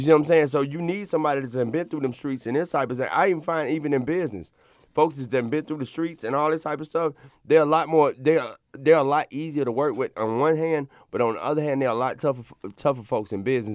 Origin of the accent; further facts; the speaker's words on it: Montgomery, Alabama, United States; I come from Montgomery, Alabama